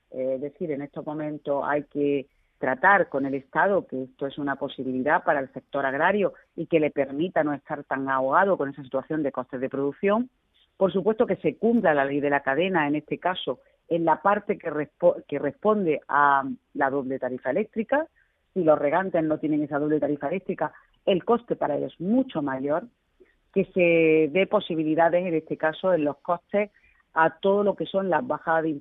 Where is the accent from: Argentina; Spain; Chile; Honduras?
Spain; Andalusia; uno de los cada tres perceptores de la paz, que somos andaluces